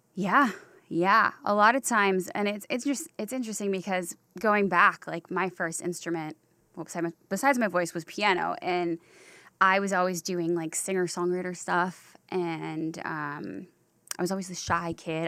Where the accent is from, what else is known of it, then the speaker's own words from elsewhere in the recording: Durham Chapel Hill area, North Carolina, United States; now in Los Angeles, United States; I grew up in the Durham Chapel Hill area.